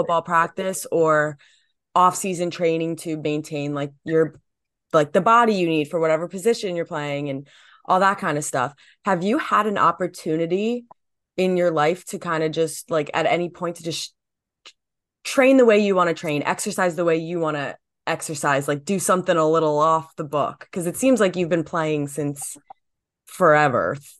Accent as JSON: {"language": "English", "region": "New Jersey", "country": "United States", "said": "I'm from New Jersey"}